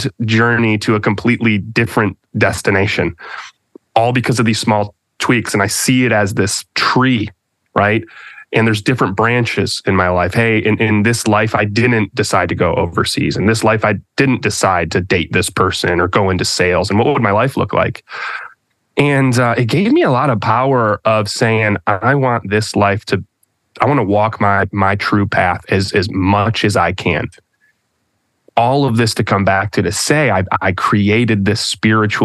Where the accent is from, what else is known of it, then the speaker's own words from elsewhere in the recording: Michigan, United States; moved away; that Midwestern passive aggression that you can grow up with. At least I'm from Michigan